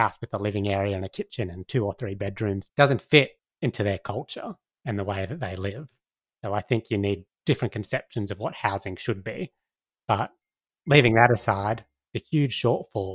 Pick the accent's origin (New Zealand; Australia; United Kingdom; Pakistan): Australia; Sydney, New South Wales; moved away as an adult; now in Northern Territory, Australia; I grew up in Sydney, in a big city